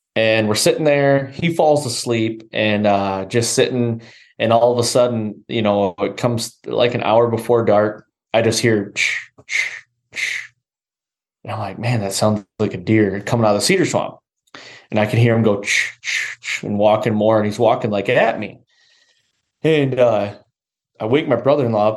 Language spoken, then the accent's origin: English; Michigan, United States; I grew up here in Michigan